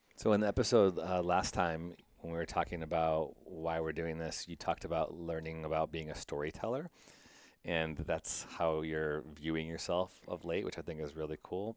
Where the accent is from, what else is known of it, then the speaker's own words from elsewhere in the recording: Midwest, United States; growing up in the Midwest